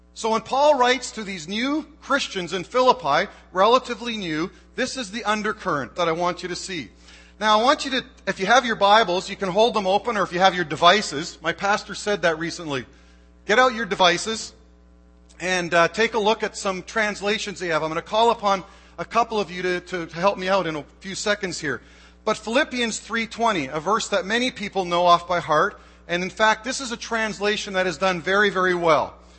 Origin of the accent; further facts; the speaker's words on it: Canada; moved away as an adult; now in United States; I am Canadian